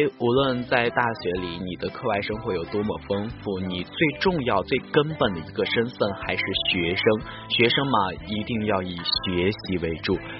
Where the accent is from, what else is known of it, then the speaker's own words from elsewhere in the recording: northern China, China; 南方的这种生活环境真的不是很适合我这一个从北方来到这儿的汉子